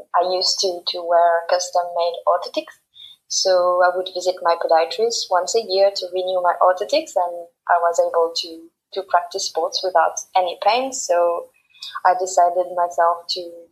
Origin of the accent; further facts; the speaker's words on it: suburb of Paris, Île-de-France, France; moved away as an adult; also born or lived in Mauritius; I grew up in a quiet little town in the suburb of Paris.